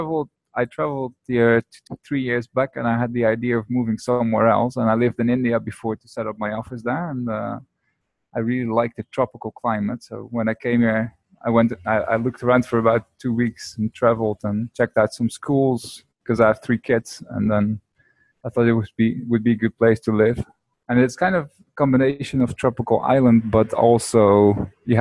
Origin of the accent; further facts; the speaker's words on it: Netherlands; moved away as an adult; now in Bali, Indonesia; I'm not from America, but from Holland, and I live on Bali at the moment